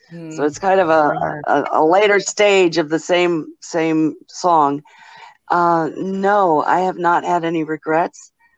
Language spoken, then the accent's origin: English; Rotorua, Bay of Plenty, New Zealand; Hi, kia ora. I'm from Rotorua, New Zealand, calling you.